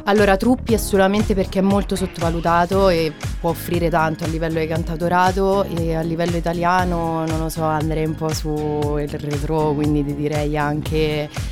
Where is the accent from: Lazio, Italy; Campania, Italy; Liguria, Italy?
Lazio, Italy; Rieti; also born or lived in Terni; now in Perugia, Italy; io poi sia di Riedi, quindi sono umbra adottata praticamente perché sono sarei laziale